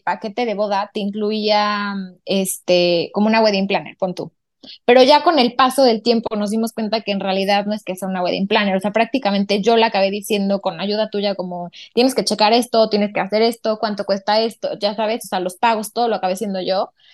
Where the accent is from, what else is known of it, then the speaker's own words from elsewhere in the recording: Puebla, Mexico; also born or lived in Barcelona; Yo soy de Puebla